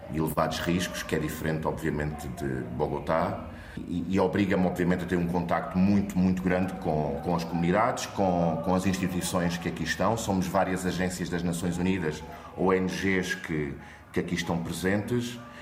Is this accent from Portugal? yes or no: yes; Grândola, Alentejo, Portugal; moved away as an adult; now in Colombia; Eu sou alentejano de Grande Vila Morena.